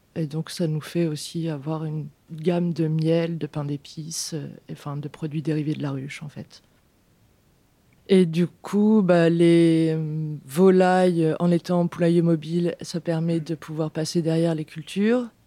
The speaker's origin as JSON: {"language": "French", "area": "Beauce", "region": "Centre-Val de Loire", "country": "France", "tie": "born or raised there", "moved": "as an adult", "lives_now": "Vienne, France", "said": "je suis originaire de Beauce. Du coup, euh, j'ai grandi en mode euh, campagne industrielle."}